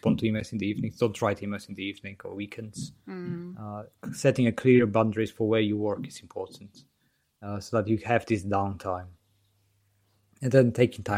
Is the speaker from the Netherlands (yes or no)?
no; Poland; now in United Kingdom; I'm from Poland and live in the UK.